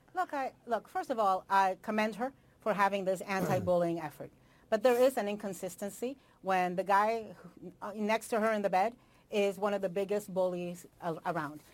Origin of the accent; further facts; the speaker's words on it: South Florida, United States; South Florida, where I am from